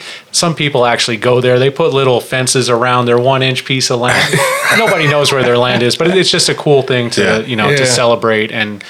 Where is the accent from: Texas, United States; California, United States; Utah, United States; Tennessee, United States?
California, United States; Torrance; Okay. I'm from Los Angeles. Actually, I was born and raised in L.A.